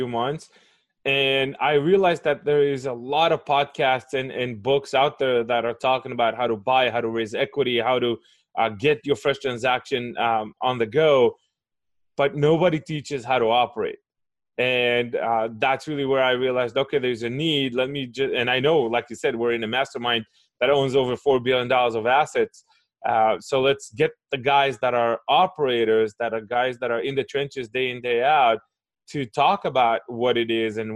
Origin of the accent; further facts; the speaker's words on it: Israel; And so I was born and raised in Israel